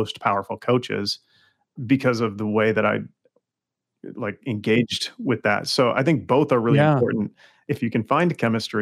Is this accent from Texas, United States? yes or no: no; Los Angeles, California, United States; I'm from Los Angeles